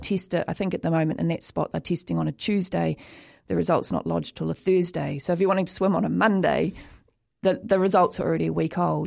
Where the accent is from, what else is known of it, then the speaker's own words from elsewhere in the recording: New Zealand; as a child growing up in New Zealand, we all had to learn to swim.